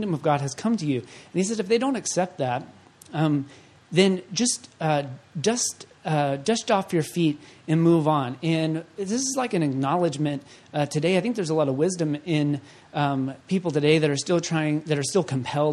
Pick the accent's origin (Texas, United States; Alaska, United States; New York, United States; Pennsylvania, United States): Texas, United States; Waco; I'm from Waco, David Koresh